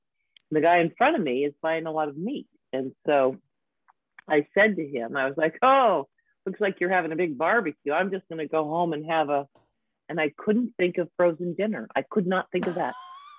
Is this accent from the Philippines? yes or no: no; San Diego, California, United States; San Diego.